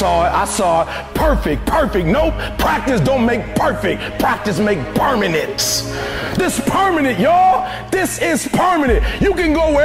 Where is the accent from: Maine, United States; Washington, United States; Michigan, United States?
Michigan, United States; Detroit; I'm from Detroit, homeless